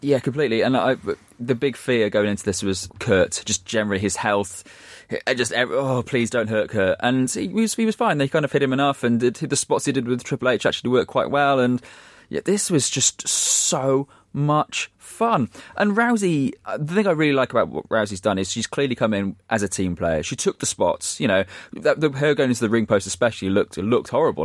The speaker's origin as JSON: {"language": "English", "town": "Shrewsbury", "region": "West Midlands", "country": "United Kingdom", "tie": "born or raised there", "said": "my hometown team, Shrewsbury"}